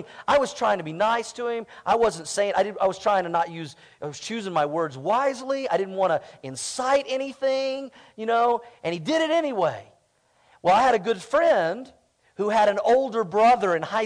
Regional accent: Tulsa, Oklahoma, United States; when I was a kid growing up in Tulsa, Oklahoma. I lived in the same house for 20 years.

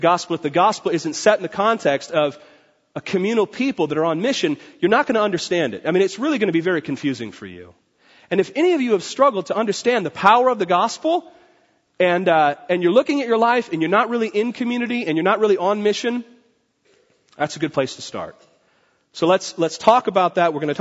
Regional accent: Port Orchard, Washington, United States; Port Orchard in Washington is like hairy lumbermen that just come out of the woods. And that's where I grew up

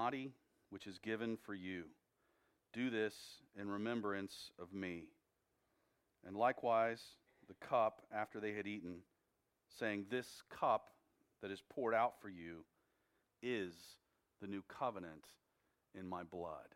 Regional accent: United States; as American Christians

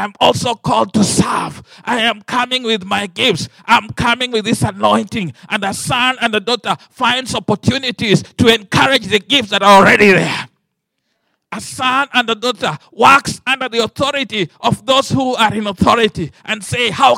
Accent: Kenya; I come from the Luo tribe.

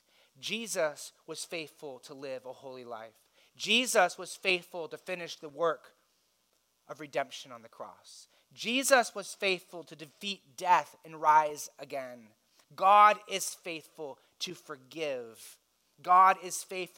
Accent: United States; As wealthy Americans

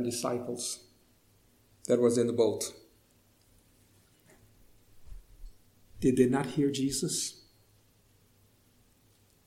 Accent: Hawaii, United States; moved away; I grew up in Hawaii.

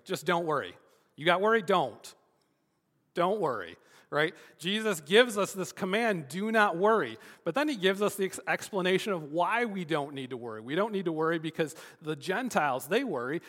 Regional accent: Michigan, United States; growing up in Michigan

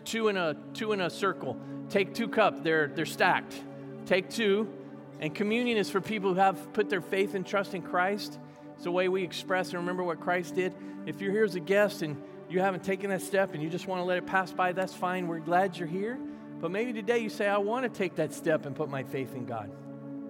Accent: Virginia, United States; I grew up in Virginia

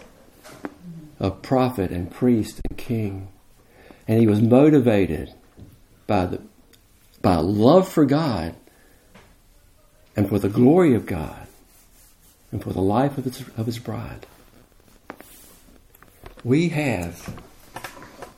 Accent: United States; I'm as American as you are

